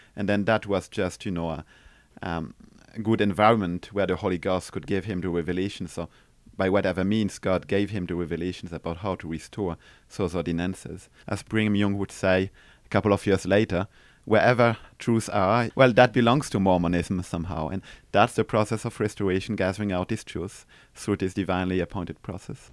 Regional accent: Strasbourg, Grand Est, France; now in Besançon, France; I was born in Strasbourg.

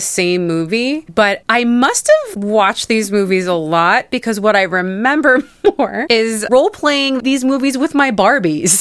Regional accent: New York, United States; I lived in New York growing up

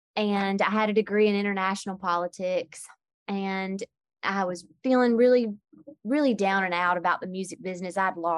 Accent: Georgia, United States; accent: Southern; Southwest Georgia.

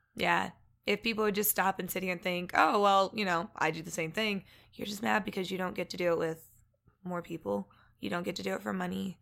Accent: Evansville, Indiana, United States; moved away; also born or lived in Missouri; I grew up, um, in Missouri and Indiana

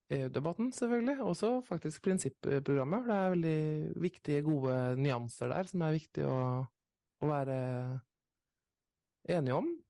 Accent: Nesodden, Akershus, Norway; Jeg kommer fra Nesodden.

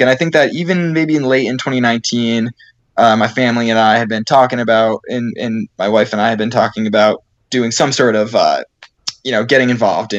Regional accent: Seekonk, Massachusetts, United States; My parents had a road race that they ran in my hometown of Seekonk, Massachusetts

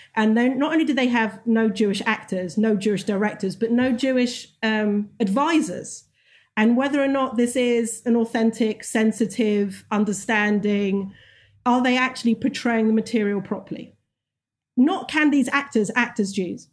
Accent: England, United Kingdom; moved away; when I was growing up in England

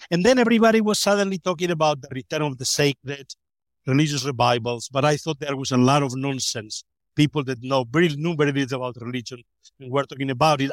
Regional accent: Spain; moved away as an adult; also born or lived in Innsbruck; I grew up in Francos, Spain

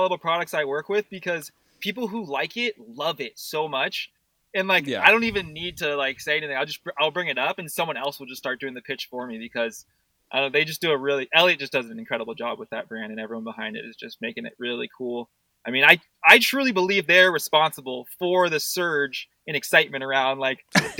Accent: California, United States; now in Bend, United States; I grew up skiing in California, so obviously, like, there's a big like surf skate culture out there too.

